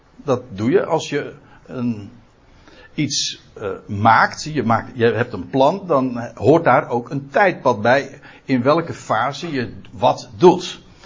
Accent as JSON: {"language": "Dutch", "town": "Aalsmeer", "region": "North Holland", "country": "Netherlands", "moved": "as an adult", "lives_now": "Katwijk, Netherlands", "said": "Ik ben een Aalsmeerder"}